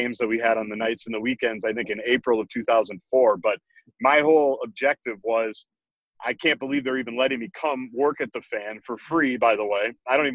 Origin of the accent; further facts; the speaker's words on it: Minnesota, United States; I grew up in Minnesota.